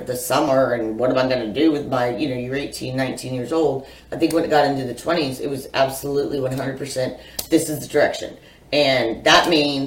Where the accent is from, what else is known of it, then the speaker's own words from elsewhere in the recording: Iowa, United States; moved away; also born or lived in Philadelphia; I grew up in Iowa